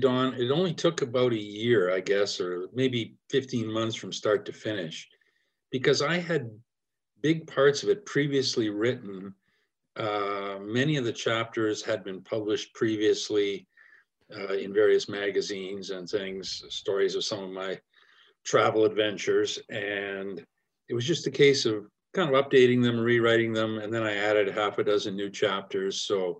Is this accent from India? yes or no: no; Canada; I kind of love being in Canada. I love being Canadian. I love the opportunities we have here for outdoor adventure.